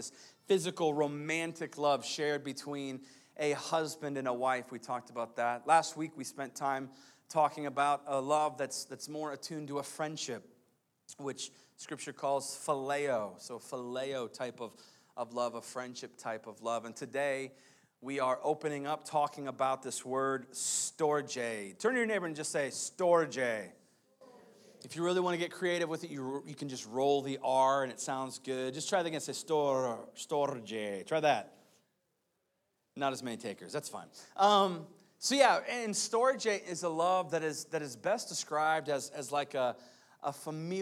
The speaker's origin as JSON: {"language": "English", "country": "United States", "said": "we are American people, so we speak we speak English."}